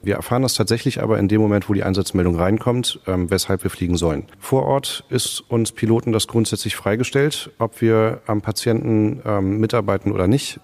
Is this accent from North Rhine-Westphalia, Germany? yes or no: no; Hamburg, Germany; moved away as an adult; now in Greifswald, Germany; Ich bin in Hamburg aufgewachsen